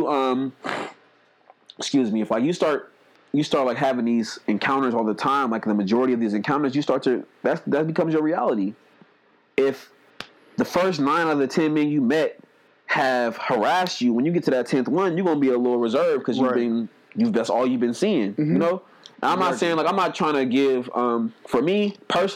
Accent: Oakland, California, United States; I grew up in Oakland around hella pimps and shit

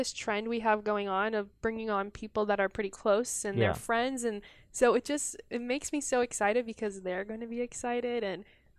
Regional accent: Wichita, Kansas, United States; moved away as an adult; now in New York City, United States; I have people back in Wichita

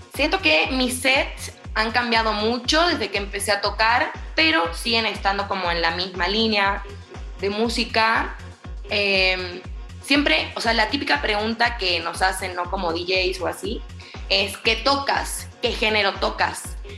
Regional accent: Buenos Aires, Argentina; moved away as an adult; now in Mexico City, Mexico; Yo soy de Buenos Aires y vivo en México hace cuatro años

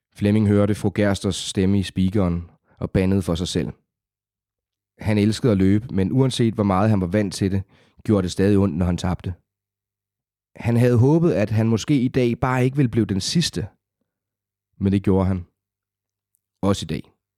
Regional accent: South Funen, Southern Denmark, Denmark; accent: South Funen; moved away as an adult; now in Copenhagen, Denmark; oprindeligt fra Sydfyn. Der er, og selvom jeg har boet i København i små tretten år, så er der jo visse ord, der stadigvæk kan afsløre det

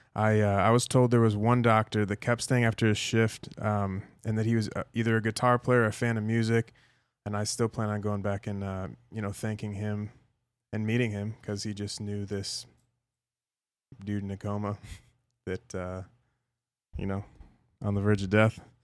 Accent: Chicago, Illinois, United States; moved away; the nostalgic places that I grew up in Chicago, like, as a kid

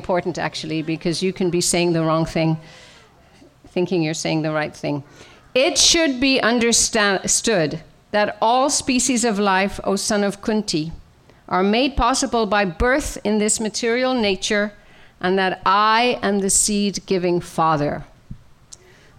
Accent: Ireland; now in Maryland, United States; I was born and raised in Ireland, as most of you know, in a good Catholic tradition

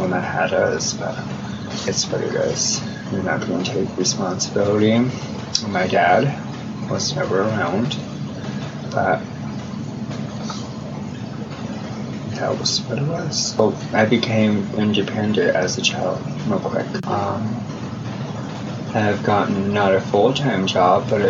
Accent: Denver, Colorado, United States; I'm from Denver, Colorado

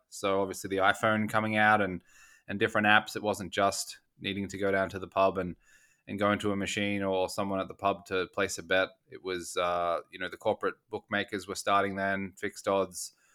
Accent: Australia; I grew up in Australia

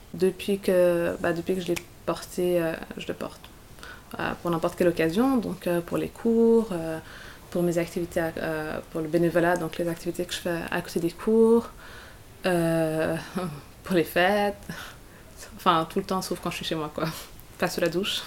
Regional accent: Geneva, Switzerland; je suis genevoise, ou je suis suissesse

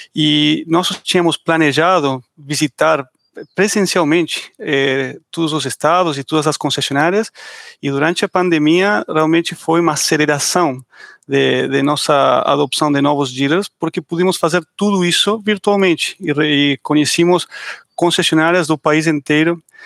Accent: Argentina; accent: Argentine; Portuguese is a second language

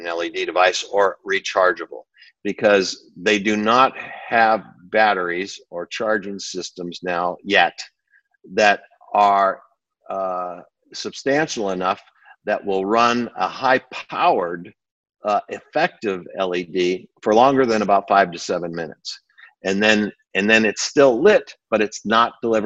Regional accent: Burbank, California, United States; also born or lived in Batavia, New York; my parents moved me to Burbank when I was 8 years old, Burbank, California

